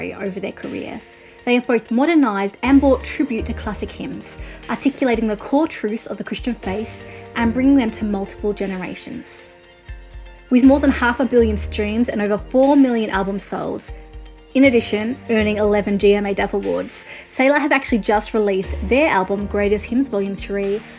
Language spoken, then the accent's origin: English; Australia; I'm an Australian music journalist